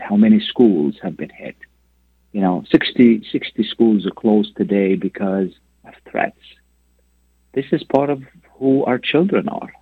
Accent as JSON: {"language": "English", "country": "Lebanon", "moved": "yes", "lives_now": "United States", "said": "I come from a country where people work against each other. I come from Lebanon."}